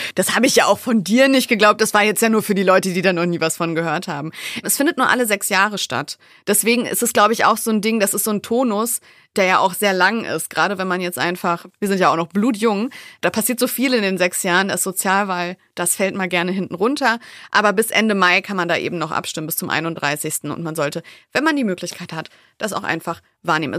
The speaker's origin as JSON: {"language": "German", "town": "Wolfsburg", "region": "Lower Saxony", "country": "Germany", "said": "ich bin aus Wolfsburg"}